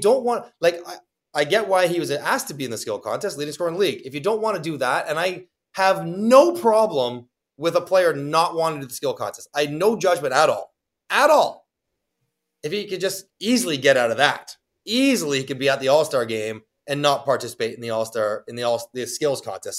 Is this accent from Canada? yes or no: yes; Toronto, Ontario, Canada; I'm from Toronto